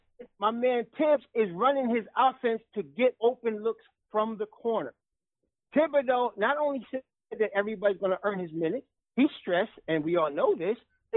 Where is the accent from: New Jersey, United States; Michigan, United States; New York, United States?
New York, United States; West Babylon; also born or lived in Hempstead; from Strong Island. I'm from West Babylon and Hempstead